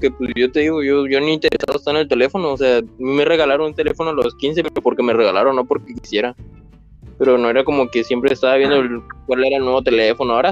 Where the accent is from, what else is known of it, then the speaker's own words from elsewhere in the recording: Mexico; also born or lived in Argentina; yo nací en Argentina eh, por la crisis que hubo como en el 2000, 2001. Eh, mi papá y mi mamá nos tuvimos que mudar aquí a México y no tenía ni el año cuando nos mudamos. Así que he vivido toda mi vida aquí en México